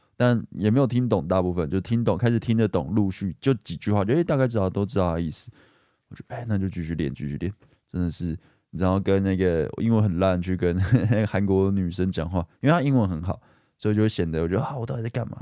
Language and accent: Chinese; Guishan, Taoyuan, Taiwan; 我也是桃园人，我说，哦，桃园人吗？桃园龟山